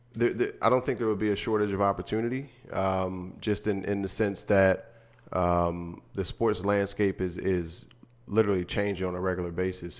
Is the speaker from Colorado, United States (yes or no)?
no; Harrisburg, Pennsylvania, United States; moved away; back in Harrisburg in my hometown.